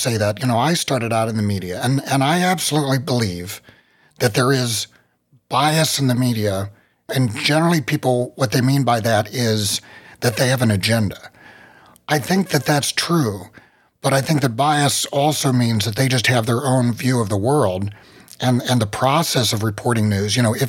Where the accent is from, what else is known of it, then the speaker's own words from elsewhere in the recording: West Virginia, United States; I come from the country. I'm from West Virginia. You know, I'm used to living in the hills, very low population areas.